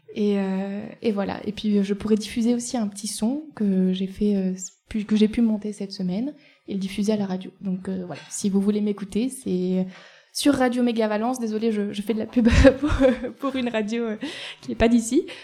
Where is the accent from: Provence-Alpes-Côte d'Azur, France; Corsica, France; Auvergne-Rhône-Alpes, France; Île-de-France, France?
Auvergne-Rhône-Alpes, France; Eyrieux valley, Ardèche; also born or lived in Nantes; je viens de la vallée de l'Erieux